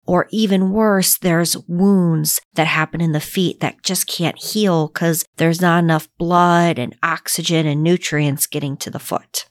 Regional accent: Northeast, United States; moved away; I grew up in the Northeast where it was very cold.

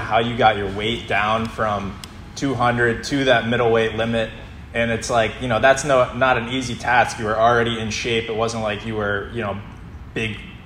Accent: Massachusetts, United States; a Massachusetts guy like myself

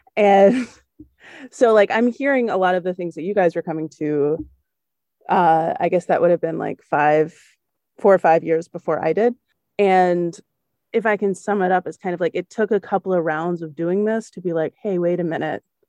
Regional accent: the South, United States; also born or lived in Germany; As a Southern white lady

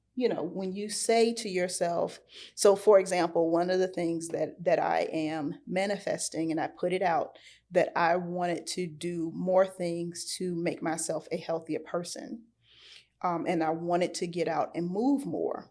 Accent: Norfolk, Virginia, United States; I'm from Norfolk

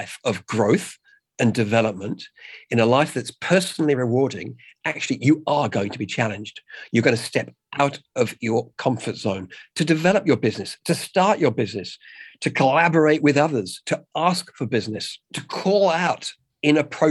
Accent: England, United Kingdom; now in Australia; I'm English

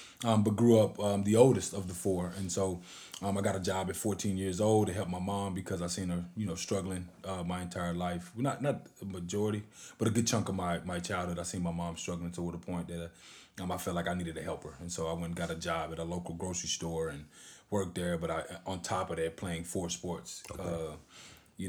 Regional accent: Hugo, Oklahoma, United States; So me personally, man, I came from a single parent home, man. I'm from Hugo, Oklahoma.

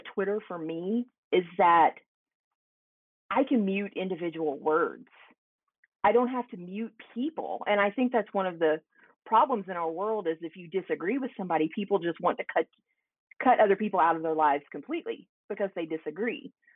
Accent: Henderson, Kentucky, United States; moved away as an adult; also born or lived in Tennessee; now in Evansville, United States; I grew up on the Kentucky side of the bridge.

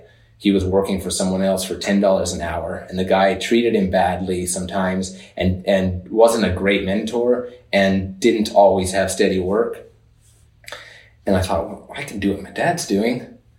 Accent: Oklahoma, United States; born there; There where I was born in Oklahoma, we had a dairy. Our family had a dairy, ran a small dairy

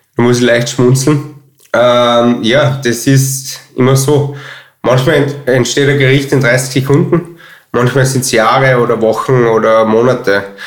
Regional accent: Altenmarkt im Pongau, Salzburg, Austria; moved away as an adult; now in Vienna, Austria; ich bin aufgewachsen in Altmarkt, Sachensee, also Altmarkt im Pongau, Pongau ähm, und im Hotel Schartner

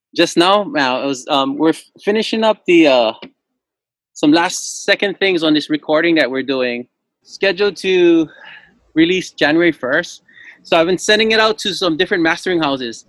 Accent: Lanai, Hawaii, United States; I'm from the island of Lanai, born and raised, and my dad was a Lanai boy

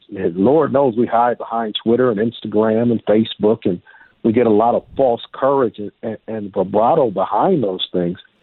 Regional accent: United States; I'm an African American male uh, in uh, United States of America.

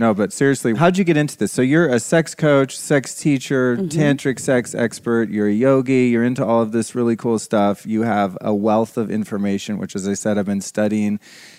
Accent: Sonoma County, California, United States; I'm from Sonoma County.

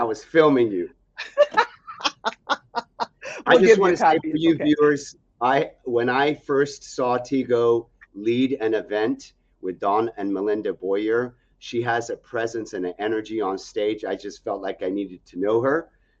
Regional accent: Algeria; also born or lived in Nebraska, United States; I was born in Nebraska, and then 6 months old as a baby, we then moved to Algeria in Africa, a third world country.

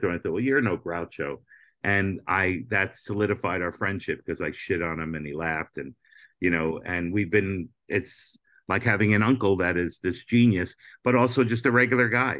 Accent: Hollywood, Florida, United States; also born or lived in Brooklyn, New York; I'm from Brooklyn, but I grew up in, for junior high school and high school in Hollywood, Florida

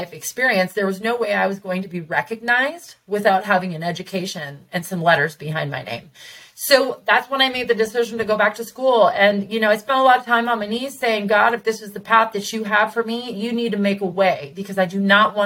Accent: Tacoma, Washington, United States; moved away as an adult; also born or lived in Seattle, Washington; now in Vista, United States; I'm from Tacoma, and I was raised on the hilltop and on the east side

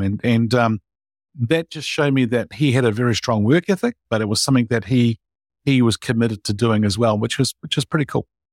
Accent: New Zealand; I was born in New Zealand and grew up here and, uh, went to school and college in New Zealand

